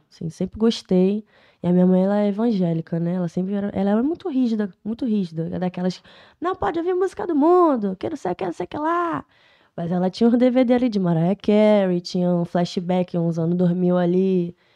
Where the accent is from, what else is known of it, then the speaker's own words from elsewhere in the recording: Rio do Ouro, Rio de Janeiro, Brazil; A minha infância foi no Rio do Ouro, tá ligado? Eu morei lá até meus 12 anos de idade.